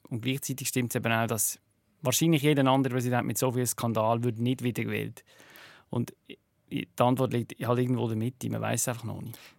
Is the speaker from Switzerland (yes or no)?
yes; Switzerland; now in United States; hier in der Schweiz